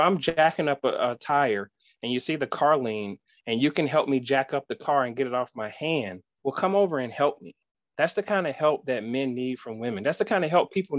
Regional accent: West Palm Beach, Florida, United States; moved away as an adult; now in Arkansas, United States; I grew up in West Palm Beach, Florida

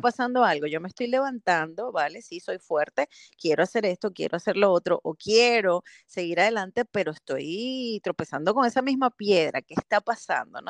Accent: Caracas, Capital District, Venezuela; moved away as an adult; also born or lived in Canary Islands, Spain; now in Belgium; soy venezolana, nací en Venezuela, en Caracas

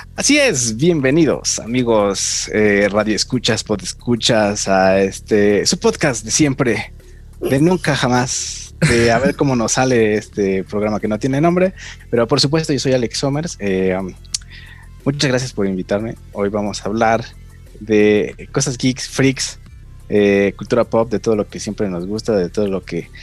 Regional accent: Mexico; somos mexicanos

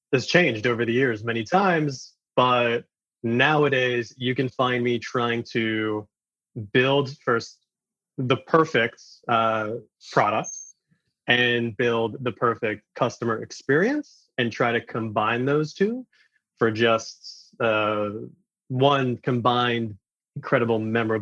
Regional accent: New York City, New York, United States; Being from Queens, New York, it's kind of automatic for being exposed to basically every cuisine the planet has to offer

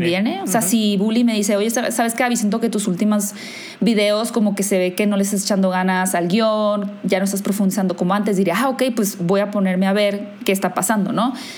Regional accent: Hermosillo, Sonora, Mexico; moved away as an adult; now in Mexico City, Mexico; yo soy de Hermosillo, soy del norte de México, pero vivo en la Ciudad de México ahora

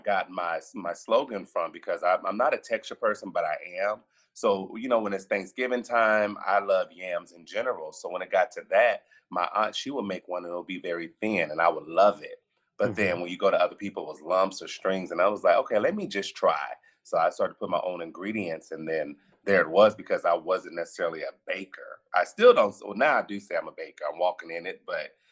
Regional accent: Las Vegas, Nevada, United States; I'm born and raised in Las Vegas, Nevada.

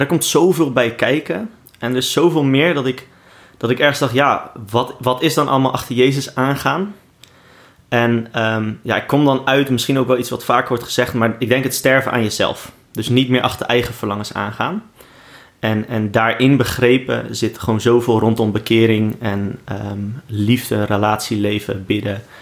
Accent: Rotterdam, South Holland, Netherlands; Ik ben Rotterdammer in hart en nieren

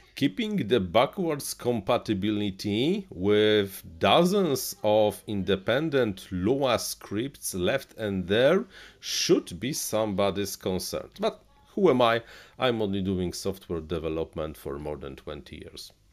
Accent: Poland; English is a second language; I'm from Eastern Europe, Central Eastern Europe. We have this, this have have this accent.

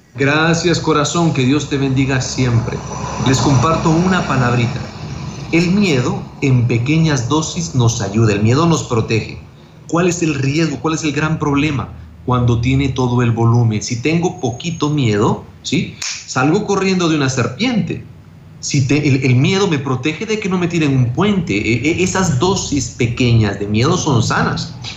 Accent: Guatemala; now in El Salvador; soy guatemalteco

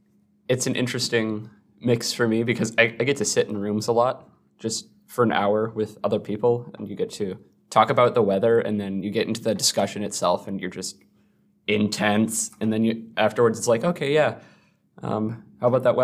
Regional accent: Minnesota, United States; Yeah, we're from Southern Minnesota. There aren't too many different perspectives.

